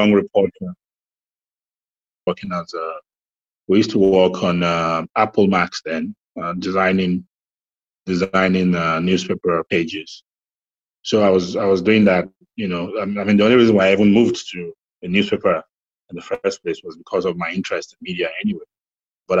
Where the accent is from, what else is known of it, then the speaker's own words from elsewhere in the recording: Lagos, Nigeria; also born or lived in Ibadan, Nigeria; I grew up in Lagos, mostly, and Ibadan